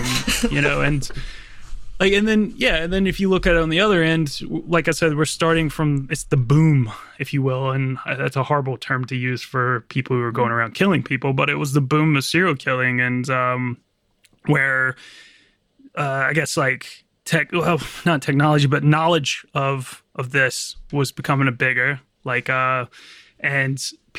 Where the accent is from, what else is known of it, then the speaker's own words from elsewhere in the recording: Virginia, United States; accent: American; I'm just got like a really kind of normal American accent, but I'm from Virginia. So sort of the gateway to the South.